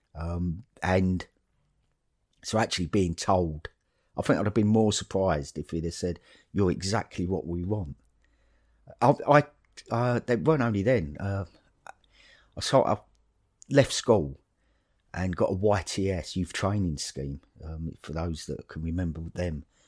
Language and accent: English; Dagenham, London, United Kingdom; moved away as an adult; now in Horrabridge, United Kingdom; when I grew up in Dagenham